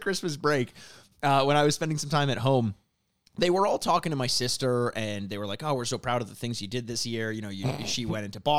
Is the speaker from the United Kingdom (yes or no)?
no; Canada; We're from Canada